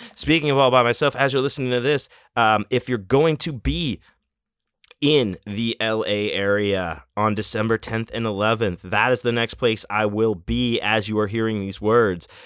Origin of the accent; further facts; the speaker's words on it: Houston, Texas, United States; my hometown, to Houston